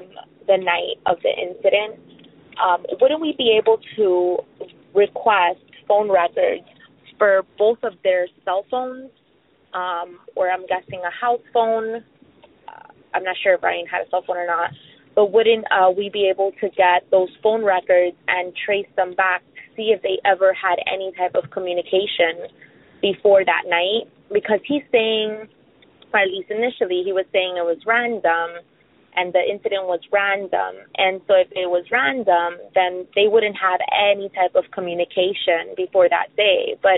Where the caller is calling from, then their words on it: South Florida, United States; I'm calling from South Florida.